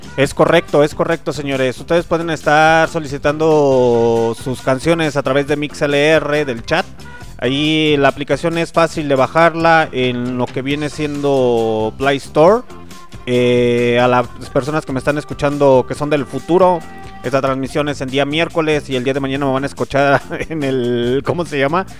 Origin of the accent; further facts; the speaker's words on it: Mexico; Somos mexicanos, recuerden que somos mexicanos